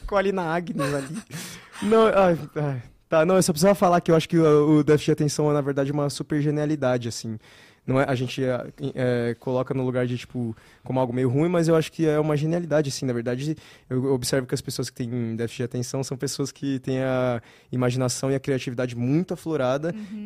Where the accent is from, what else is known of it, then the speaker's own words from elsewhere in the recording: São Paulo, Brazil; moved away; Eu sou daqui de São Paulo.